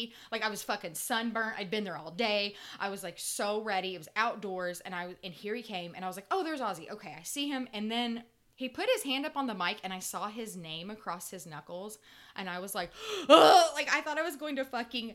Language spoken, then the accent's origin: English; Indiana, United States; I am from Indiana. I am from a middle-class white family